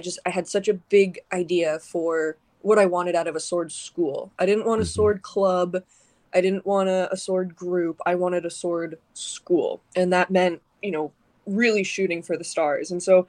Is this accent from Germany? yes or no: no; Canada; now in Arizona, United States; I'm originally from Canada. I'm a transplant